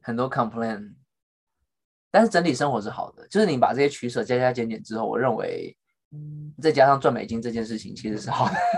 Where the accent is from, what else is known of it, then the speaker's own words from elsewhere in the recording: Taiwan; now in United States; 我先讲我身为台湾人当时的心态